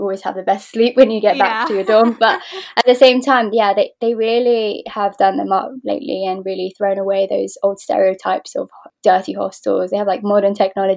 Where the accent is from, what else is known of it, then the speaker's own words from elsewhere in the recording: London, United Kingdom; I was born and raised here in London, UK